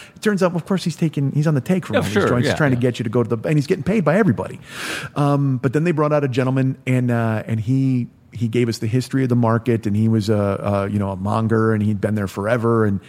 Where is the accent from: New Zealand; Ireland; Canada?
New Zealand; You know, I'm from New Zealand. We've got fish there.